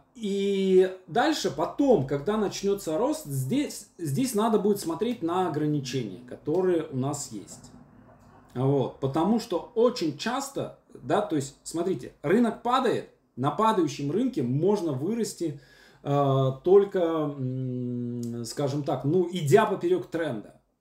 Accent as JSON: {"language": "Russian", "town": "Syamzha", "region": "Vologda Oblast", "country": "Russia", "also_born_or_lived": "Moscow", "moved": "as an adult", "said": "я парень из Сямжи с образованием Вологодский государственный педагогический университет"}